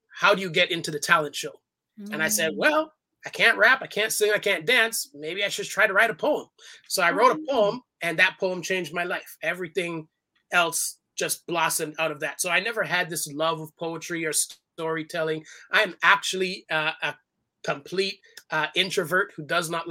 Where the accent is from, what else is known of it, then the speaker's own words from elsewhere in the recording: Toronto, Ontario, Canada; I was born in Toronto, Canada. My family is all from Jamaica. So I'm the first generation of the family born outside of the islands